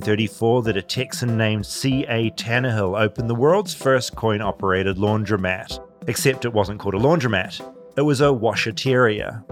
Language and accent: English; New Zealand; moved away as an adult; now in Los Angeles, United States; a New Zealander accidentally marooned in America